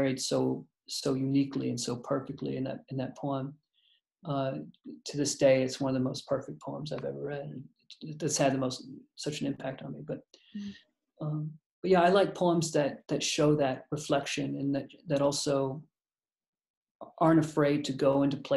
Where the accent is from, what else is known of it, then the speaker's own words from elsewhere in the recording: the South, United States; I was from the South